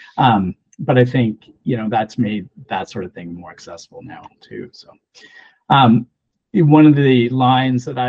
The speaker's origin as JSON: {"language": "English", "country": "Canada", "also_born_or_lived": "Ontario", "said": "as a Canadian"}